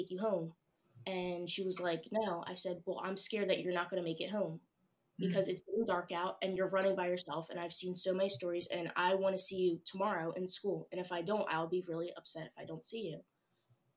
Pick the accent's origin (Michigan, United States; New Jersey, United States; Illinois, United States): New Jersey, United States; Pine Hill; I'm a senior at Overbrook. I grew up in Pine Hill